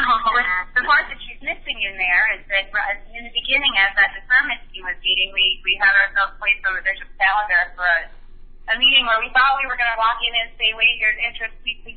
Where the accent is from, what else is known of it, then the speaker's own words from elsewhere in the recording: Connecticut, United States; I'm from Connecticut, and she attended Yale Divinity School. So we looked at each other and said, wait, everybody we know is in Connecticut.